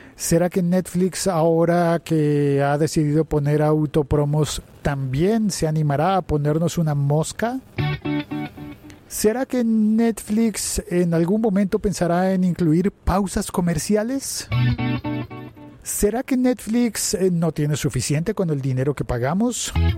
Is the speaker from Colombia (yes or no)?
yes; Bogotá, Bogotá Capital District, Colombia; paradero, le decimos en Bogotá